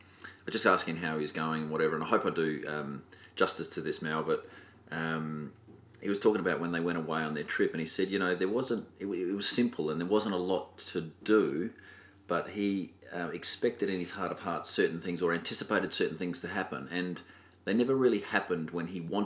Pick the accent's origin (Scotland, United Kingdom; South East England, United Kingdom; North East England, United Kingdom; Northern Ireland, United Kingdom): Scotland, United Kingdom; Melrose; when I grew up in Melrose, we had 6 crossroads.